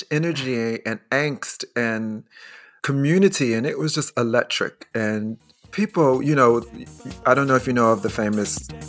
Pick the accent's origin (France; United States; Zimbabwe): United States; Chicago, Illinois; I grew up in Chicago.